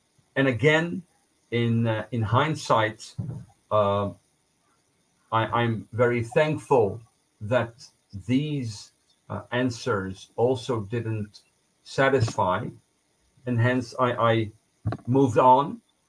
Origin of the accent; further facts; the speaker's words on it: Israel; now in Netherlands; growing up in Israel as a secular Jew in a kibbutz.